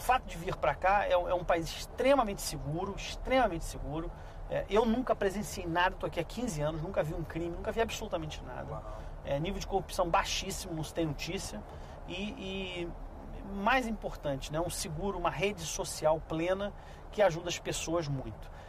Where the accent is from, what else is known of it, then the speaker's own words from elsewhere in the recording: Brazil; now in Canada; eu, como brasileiro